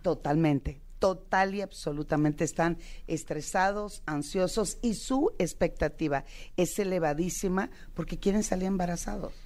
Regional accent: Sinaloa, Mexico; como buena sinaloense

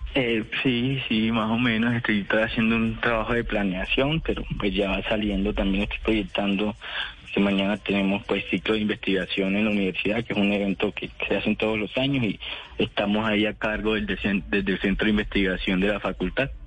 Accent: Puerto Libertador, Córdoba, Colombia; moved away as an adult; now in Medellín, Colombia; yo nací en Puerto Libertador, Córdoba, en el año 2001

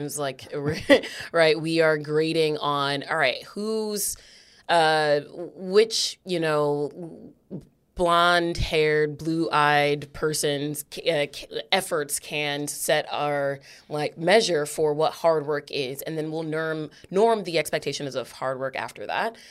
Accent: New Haven, Connecticut, United States; I am a black woman who was uh, raised, born, raised, and stayed in New Haven

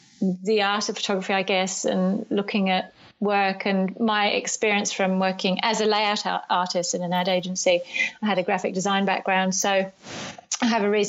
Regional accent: United Kingdom; now in New Zealand; I've really worked hard on not having a New Zealand accent, but I think I have one now. I'm originally from the UK. Actually still have a UK passport.

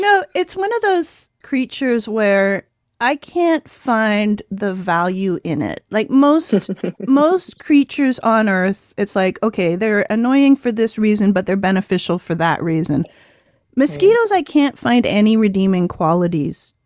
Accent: Ontario, Canada; also born or lived in southern Nevada; now in Nevada, United States; So I grew up in Ontario, Canada

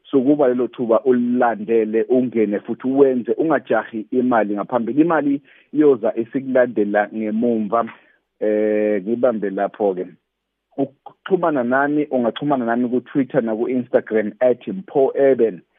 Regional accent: Mtubatuba, KwaZulu-Natal, South Africa; moved away as an adult; now in Johannesburg, South Africa; lo insizwe neminyaka ewu30 nje ngizalelwe ngakhulela eMtubatuba endaweni yasemakhaya

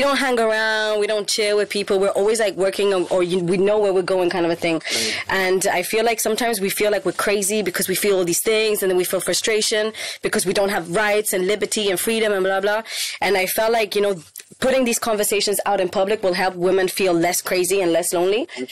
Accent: Spain; moved away as an adult; also born or lived in India / Portugal; now in Paris, France; I grew up in Spain

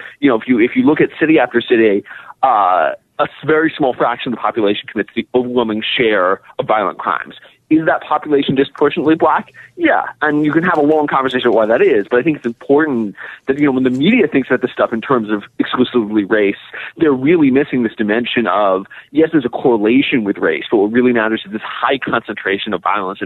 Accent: Pittsburgh, Pennsylvania, United States; I'm from Pittsburgh

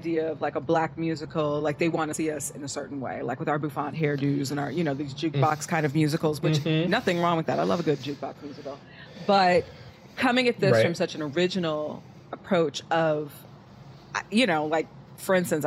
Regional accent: Minneapolis, Minnesota, United States; now in Chicago, United States; I was born in Minneapolis

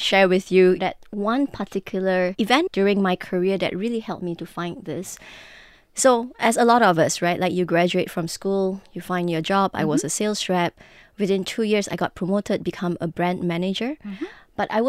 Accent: Penang, Malaysia; So I am Malaysian Chinese. I grew up in Penang, in a little town in the Heartlands.

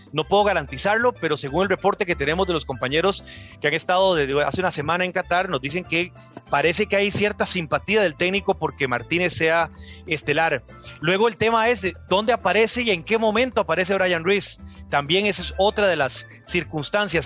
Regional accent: Costa Rica; desde el lado costarricense

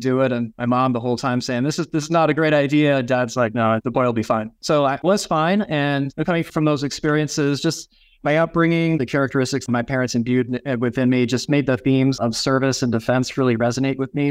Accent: Nebraska, Minnesota, United States; Growing up in Ag, family farm, Nebraska, and Minnesota where I grew up

